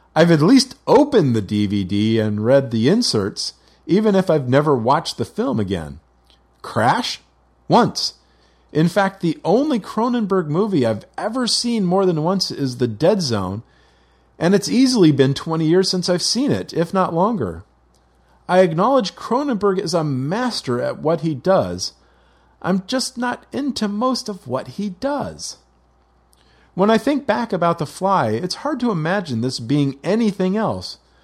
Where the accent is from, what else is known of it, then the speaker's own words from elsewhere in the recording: Los Angeles, California, United States; my hometown has changed over the ensuing thirty-five years